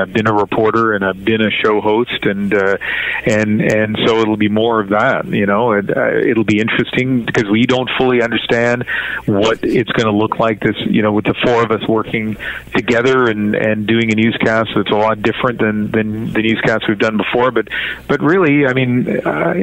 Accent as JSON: {"language": "English", "town": "Sackville", "region": "New Brunswick", "country": "Canada", "tie": "born or raised there", "also_born_or_lived": "Vancouver", "moved": "yes", "lives_now": "Toronto, Canada", "said": "me growing up in New Brunswick, living in Vancouver for all these years"}